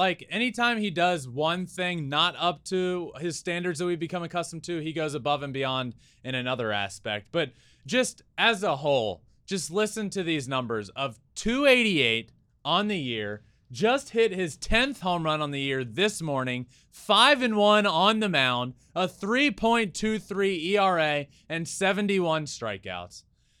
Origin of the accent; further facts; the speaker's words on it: Richmond, Virginia, United States; I grew up in Richmond, where the AAA team is, going to Richmond Braves games, watching the Braves on TV every single night.